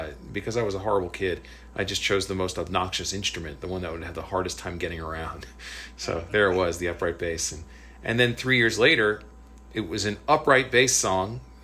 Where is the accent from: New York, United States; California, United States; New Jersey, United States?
New Jersey, United States; moved away as an adult; also born or lived in Berkeley / Los Angeles; in my high school class in New Jersey